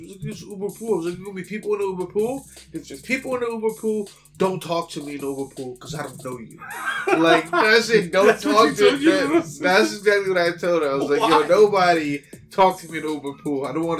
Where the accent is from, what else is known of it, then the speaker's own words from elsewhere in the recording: New York City, New York, United States; moved away; I'm from the Bronx